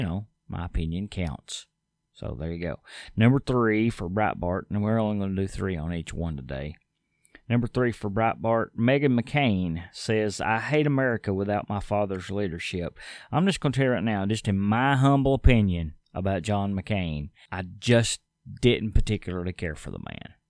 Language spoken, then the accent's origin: English; United States; As an American